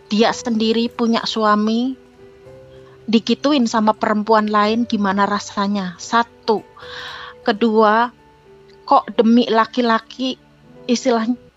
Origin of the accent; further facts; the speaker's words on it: Java, Indonesia; kalau kita orang Jawa ngomong keblinger gitu kak